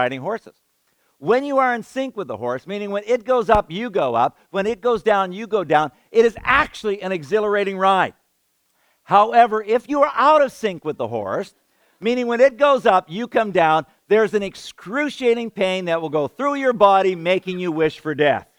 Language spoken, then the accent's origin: English; Canada; I'm a Canadian kid, a city boy